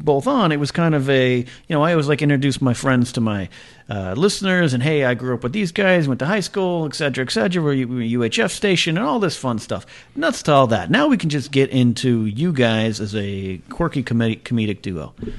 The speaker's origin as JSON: {"language": "English", "town": "Arroyo Grande", "region": "California", "country": "United States", "tie": "born or raised there", "said": "with Matt Donovan and Jeff Moody, my two running mates up in my hometown on the central coast of California."}